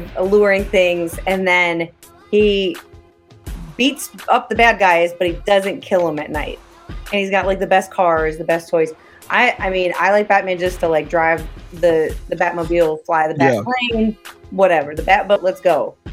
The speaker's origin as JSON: {"language": "English", "town": "Cincinnati", "region": "Ohio", "country": "United States", "tie": "born or raised there", "said": "I grew up in Cincinnati"}